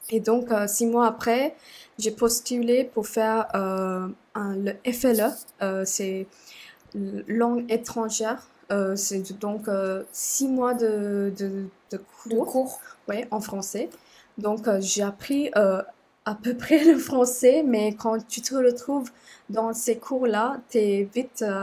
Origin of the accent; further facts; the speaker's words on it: Sri Lanka; French is a second language; moved away as an adult; now in France; je viens du Sri Lanka, euh, j'ai 27 ans et depuis, euh, euh, je suis en France